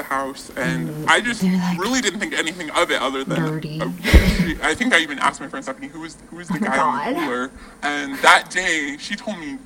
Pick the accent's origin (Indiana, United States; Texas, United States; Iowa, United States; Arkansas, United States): Iowa, United States; moved away; we grew up in the cornfields of Iowa.